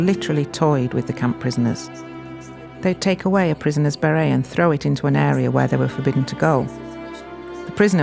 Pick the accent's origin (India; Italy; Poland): Italy; Gorizia, Friuli-Venezia Giulia; we were considered to be Italians since we came from Gorizia